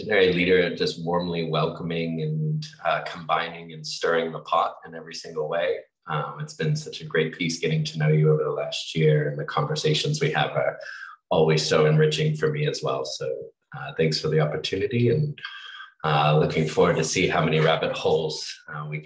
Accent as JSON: {"language": "English", "country": "Australia", "tie": "born or raised there", "said": "growing up in Australia"}